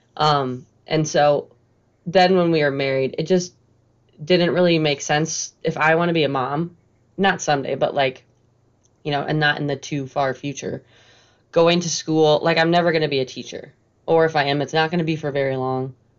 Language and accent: English; Lake Lansing, Michigan, United States; I grew up on Lake Lansing on a lake